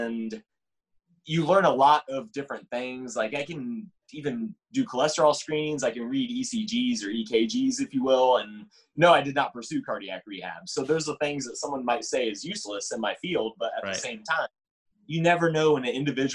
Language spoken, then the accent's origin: English; Middletown, Ohio, United States; moved away as an adult; also born or lived in Bowling Green, Ohio; now in Washington, D.C., United States; I grew up in Middletown, Ohio, which is cleverly named as the town in the middle of Cincinnati and Dayton